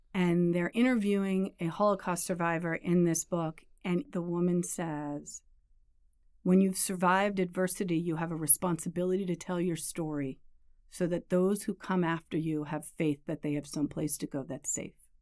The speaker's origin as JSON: {"language": "English", "region": "New York", "country": "United States", "tie": "born or raised there", "said": "I grew up in New York, a suburb of the city here"}